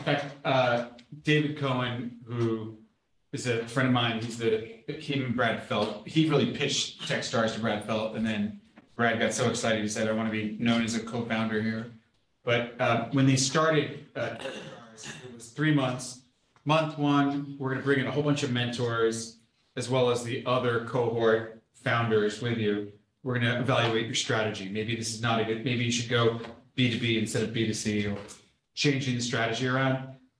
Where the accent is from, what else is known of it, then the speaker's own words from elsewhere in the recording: Mexico; Like, I'm from Mexico, you know, I don't, how am I supposed to know all these people in Silicon Valley, right?